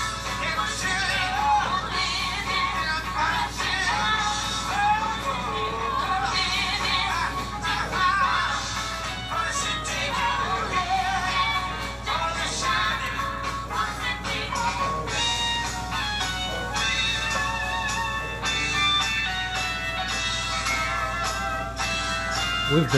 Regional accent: Middletown America, Midwest, United States; I'm a voice from the heartland because I was raised in Middletown America.

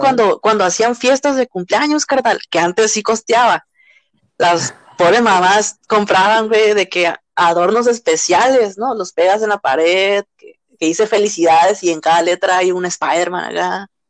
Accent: Mexico; como mexicanos

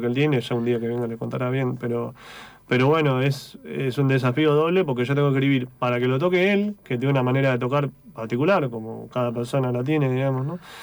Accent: Neuquén, Argentina; moved away as an adult; also born or lived in Tierra del Fuego; now in Buenos Aires, Argentina; Nacido en Tierra del Fuego, criado en Neuquén. Ok. Desde los 9 años viví en Neuquén

